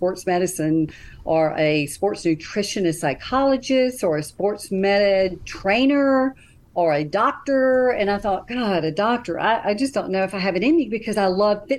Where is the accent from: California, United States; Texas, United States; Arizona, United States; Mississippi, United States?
Mississippi, United States; Jackson; I'm from Jackson, Mississippi